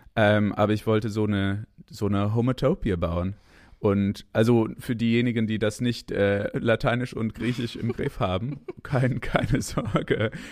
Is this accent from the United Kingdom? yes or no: no; Canada; German is a second language; moved away as an adult; now in Berlin, Germany; ich bin Kanadier